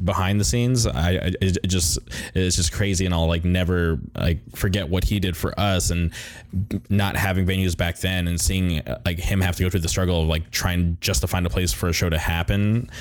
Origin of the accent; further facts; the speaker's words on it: Palm Springs, California, United States; I grew up in Palm Springs